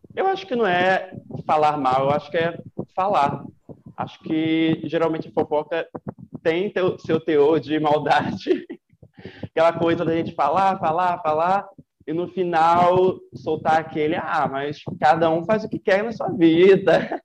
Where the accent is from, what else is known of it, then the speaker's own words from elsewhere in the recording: Rio de Janeiro, Brazil; moved away as an adult; now in Ilhéus, Brazil; sou carioca e estudo aqui na Bahia, em Ilhéus